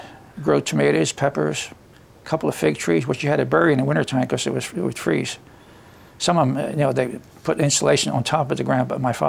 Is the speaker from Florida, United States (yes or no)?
no; Swedesburg, Pennsylvania, United States; I was living on the 300 block of Coach Street. Mm-hmm. I was born in December of 28, and I was born right in the house.